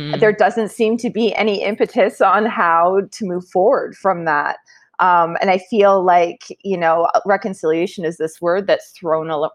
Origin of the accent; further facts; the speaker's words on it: Ontario, Canada; moved away as an adult; also born or lived in Kenora, Ontario; now in Toronto, Canada; I am originally from Chippewas of Georgina Island First Nation and grew up there with my mother